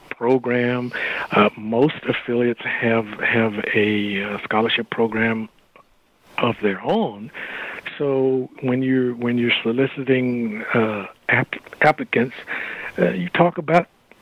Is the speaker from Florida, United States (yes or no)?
no; Texas, United States; I'm from Texas